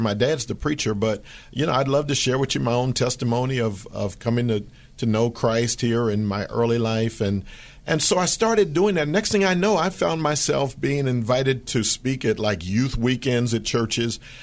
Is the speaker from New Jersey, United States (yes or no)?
no; Philadelphia, Pennsylvania, United States; That was my hometown.